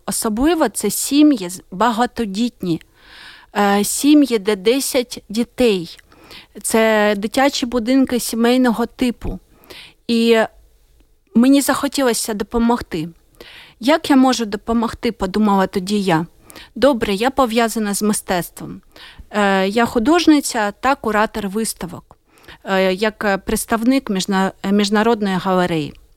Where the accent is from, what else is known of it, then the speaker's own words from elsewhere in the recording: Ukraine; я з України.